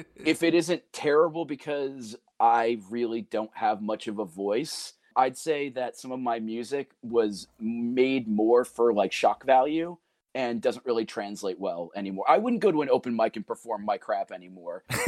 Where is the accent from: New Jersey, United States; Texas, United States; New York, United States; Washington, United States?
New Jersey, United States; Pascack Valley; I finished my high school career as a Pasquac Valley mascot